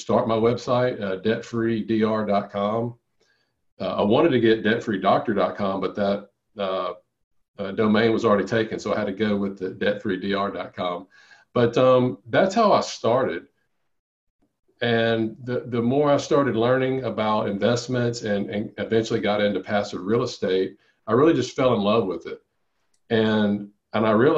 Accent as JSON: {"language": "English", "town": "Monroe", "region": "Louisiana", "country": "United States", "tie": "born or raised there", "said": "my hometown in Louisiana."}